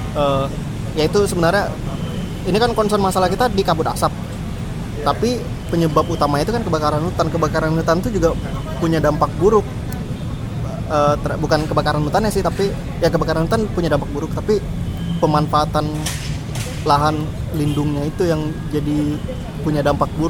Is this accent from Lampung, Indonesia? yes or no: no; Riau, Indonesia; terutama bagi kita sebagai warga Riau masyarakat Riau